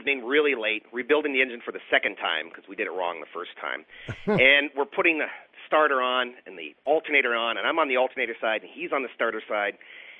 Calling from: Oxford, Ohio, United States

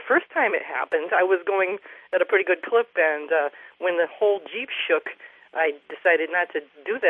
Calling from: Montgomery, Massachusetts, United States; Well, I'm in Western Massachusetts in Montgomery.

